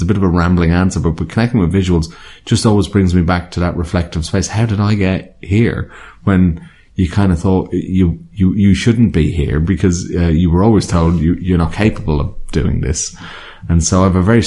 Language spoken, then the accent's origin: English; Ireland; I grew up in Ireland. So, I liked growing up in Ireland